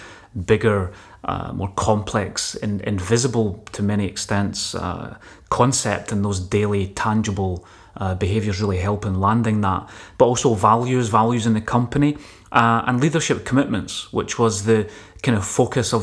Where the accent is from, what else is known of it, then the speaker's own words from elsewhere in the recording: Scotland, United Kingdom; as a Scottish engineer